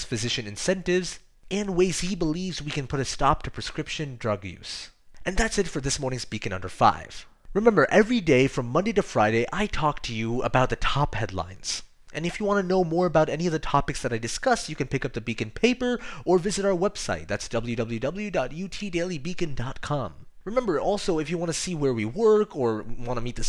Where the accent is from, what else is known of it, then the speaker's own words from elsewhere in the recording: India; I am Indian, I speak Hindi